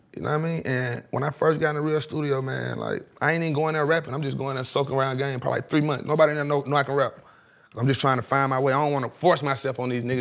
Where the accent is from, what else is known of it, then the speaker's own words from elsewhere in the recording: Atlanta, Georgia, United States; I'm from East Atlanta